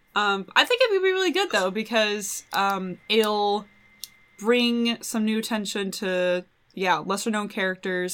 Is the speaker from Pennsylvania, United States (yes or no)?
no; Washington, United States; I'm from Washington.